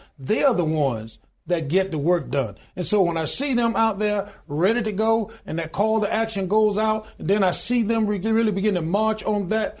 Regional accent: Deep South, United States; born there; with the understanding that when I was born, right, as I said, I was born in the Deep South.

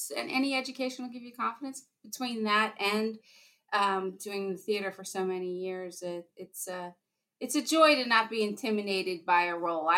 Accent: Valley Forge, Pennsylvania, United States; also born or lived in New York City; I'm originally from this area. I grew up in Valley Forge.

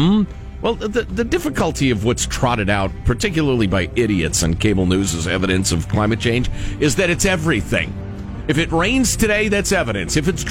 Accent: Chicago, Illinois, United States; moved away; I've talked about the various help the poor things I grew up with seeing in Chicago.

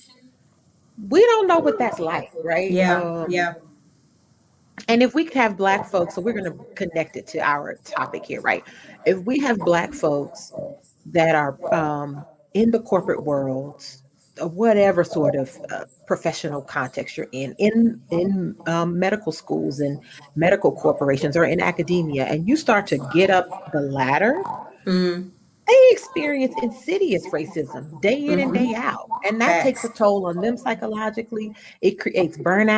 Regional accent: United States; I'm an American

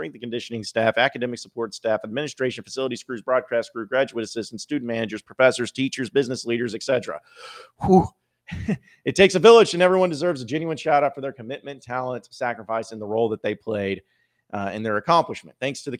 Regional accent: Arkansas, United States; Growing up in Arkansas, it's always been a dream to play in a Razorback uniform.

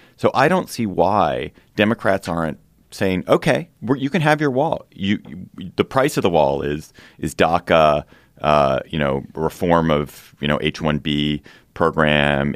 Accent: Washington, District of Columbia, United States; here in Washington, D C, my hometown

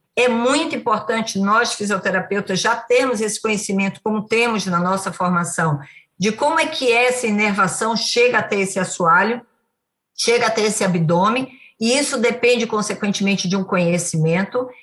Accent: Bahia, Brazil; eu sou baiana

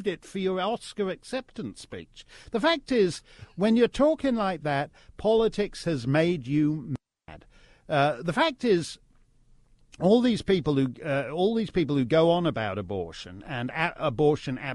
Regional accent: Canada; as a Canadian

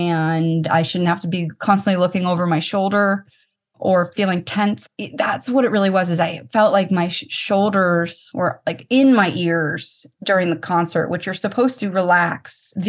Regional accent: Boston, Massachusetts, United States; I was on the field. I'm from Boston. That was really super special too.

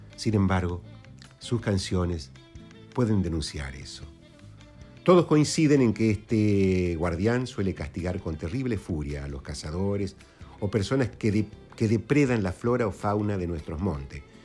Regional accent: Quimilí, Santiago del Estero, Argentina; cuando viví en la profundidad del monte santiagueño allá en mi kimili natal

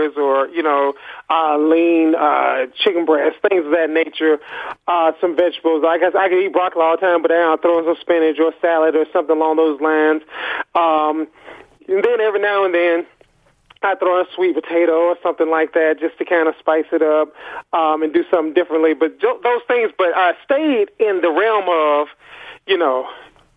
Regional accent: Athens, Georgia, United States; I'm from Athens, Georgia

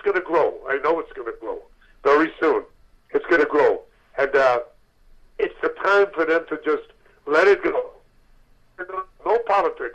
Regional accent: New York City, New York, United States; I'm a kid from Brooklyn, New York

